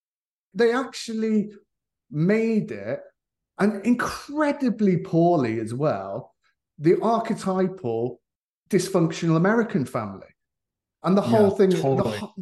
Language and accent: English; Leicester, East Midlands, United Kingdom; my personal experience of growing up in Leicester